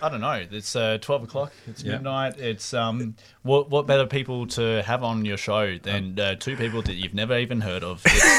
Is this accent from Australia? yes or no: yes; Western Australia, Australia; now in Melbourne, Australia; We're public school educated. We're both from Western Australia